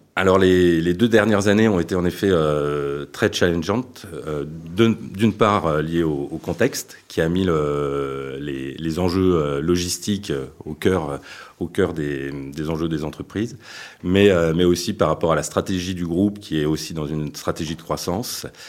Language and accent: French; Paris, Île-de-France, France; moved away; also born or lived in Brittany; moi je suis parisien